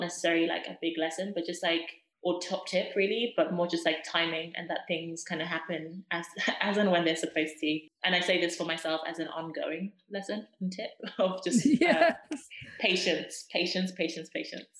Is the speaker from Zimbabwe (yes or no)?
yes; Zimbabwe; moved away; I was born and raised in Zimbabwe. I strongly identify with my Zimbabwean culture